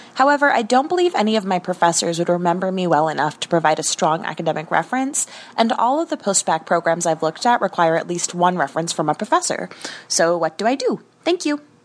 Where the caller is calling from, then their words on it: Seattle, Washington, United States; I'm calling from Seattle.